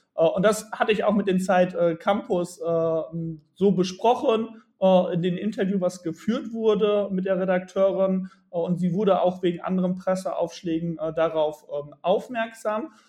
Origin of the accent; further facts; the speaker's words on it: Bielefeld, North Rhine-Westphalia, Germany; ich komme aus der wunderschönen Stadt Bielefeld